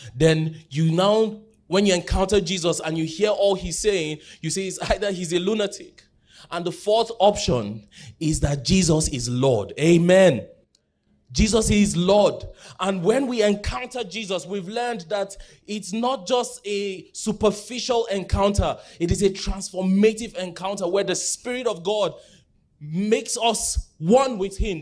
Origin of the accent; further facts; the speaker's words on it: Jos, Plateau, Nigeria; I grew up in Jos, but where I grew up, pre-two thousand one crisis, so I largely grew up in an Igbo community